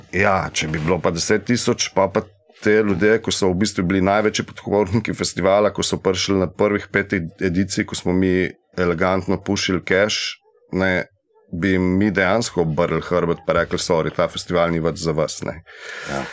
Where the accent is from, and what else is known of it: Slovenia